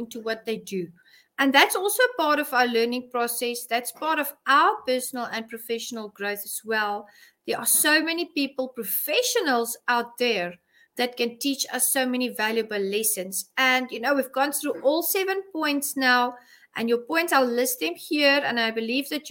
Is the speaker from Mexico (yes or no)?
no; South Africa; I'm a South African